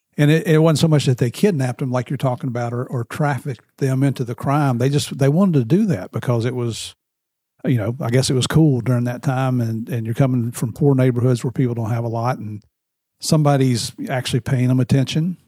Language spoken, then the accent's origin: English; Tennessee, United States; also born or lived in West Virginia; I grew up in Tennessee and West Virginia. I'm like a cross between a redneck and a hillbilly.